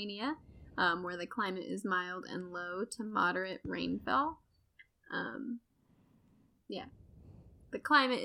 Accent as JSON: {"language": "English", "country": "United States", "said": "I'm very American."}